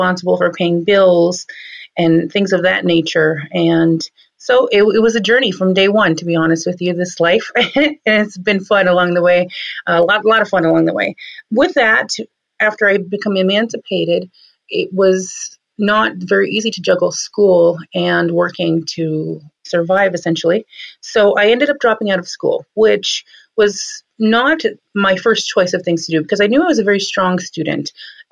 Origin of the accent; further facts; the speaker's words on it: Cheyenne River Sioux Reservation, South Dakota, United States; now in New Town, North Dakota, United States; I grew up mainly on the Cheyenne River Sioux Reservation, tribal reservation in South Dakota.